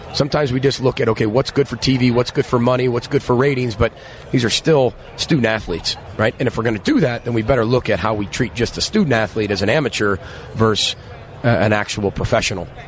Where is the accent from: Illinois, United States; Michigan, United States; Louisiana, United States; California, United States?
Illinois, United States; Chicago; now in Minneapolis, United States; I'm from Chicago. I'm from Illinois.